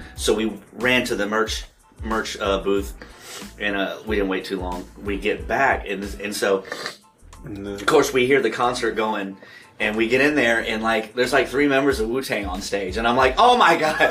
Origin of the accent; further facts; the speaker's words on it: Mississippi, United States; I grew up in the South, um, in Mississippi.